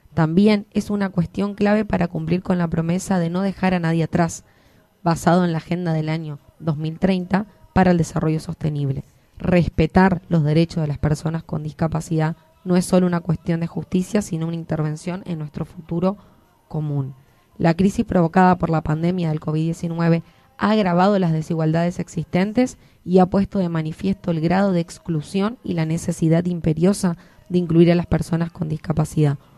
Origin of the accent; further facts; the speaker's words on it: Argentina; nos hermana como argentinos